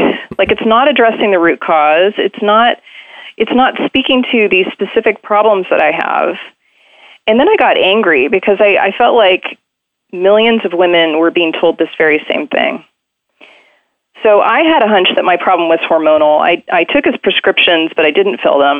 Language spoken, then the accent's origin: English; Maryland, United States; I was raised in Maryland, suburban Maryland